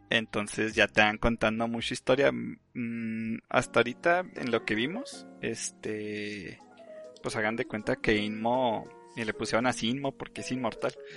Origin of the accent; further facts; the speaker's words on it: Mexico; somos de México